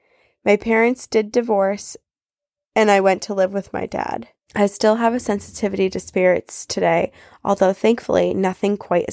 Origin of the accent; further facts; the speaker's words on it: Washington, United States; growing up in Washington and finding creatures like Bigfoot so fascinating